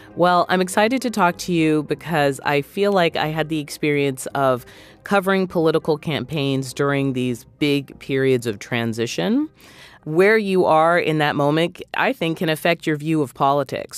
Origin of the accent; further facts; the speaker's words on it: New England, United States; I'm from New England